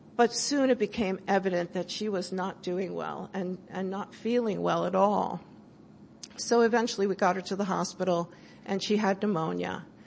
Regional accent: California, United States; I'm from California

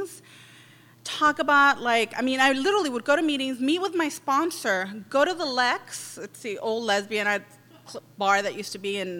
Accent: Los Angeles, California, United States; I'm from East

